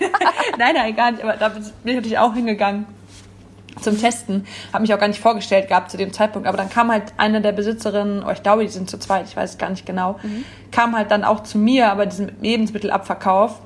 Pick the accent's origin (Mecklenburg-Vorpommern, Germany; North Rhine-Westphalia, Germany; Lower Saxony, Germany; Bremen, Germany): North Rhine-Westphalia, Germany; Wipperfürth; moved away as an adult; now in Cologne, Germany; ich bin nicht Urkölsch. Ähm, ich komme aus Wipperfürth. Oberbergischer Kreis